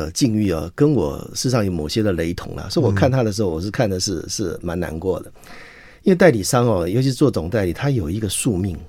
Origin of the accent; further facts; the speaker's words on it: Chiayi, Taiwan; 我是嘉义人，我是学电子工程的。